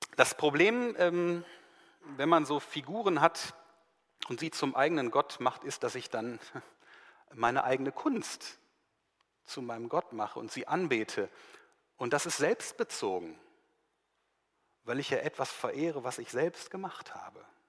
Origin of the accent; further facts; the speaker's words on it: Germany; bei uns in Deutschland hier